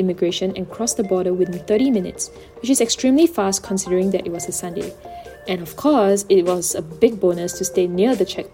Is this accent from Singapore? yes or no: yes; Singapore; I have to rediscover my hometown